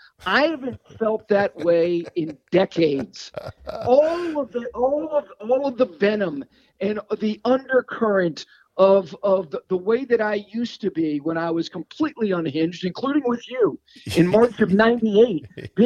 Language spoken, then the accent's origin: English; Hickory, North Carolina, United States; But when I was born in Hickory, North Carolina, Catawba County product.